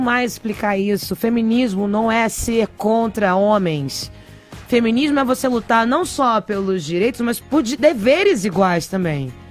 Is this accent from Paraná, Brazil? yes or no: yes; Maringá, Paraná, Brazil; do Conselho da Mulher da cidade de Maringá, onde eu nasci